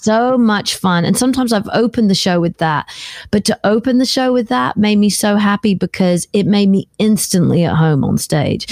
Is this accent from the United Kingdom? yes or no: yes; United Kingdom; I'm a British girl. that comes from a place where the beaches have got lots of pebbles on them